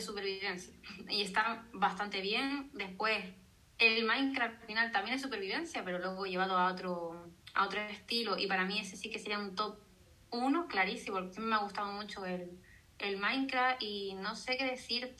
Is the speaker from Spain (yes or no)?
yes; Canary Islands, Spain; soy canaria